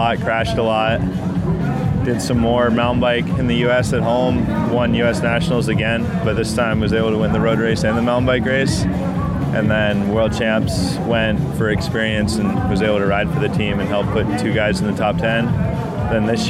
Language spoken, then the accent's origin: English; Durango, Colorado, United States; I'm from Durango, Colorado.